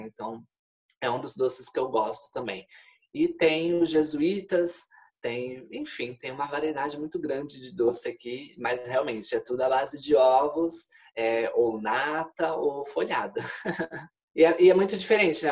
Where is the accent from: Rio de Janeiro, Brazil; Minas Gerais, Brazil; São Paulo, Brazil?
São Paulo, Brazil; moved away as an adult; also born or lived in Florianópolis, Brazil; now in Porto, Portugal; eu sou de Florianópolis, eu sou de São Paulo, na realidade, mas morava em Florianópolis há uns quatro anos antes de vir para cá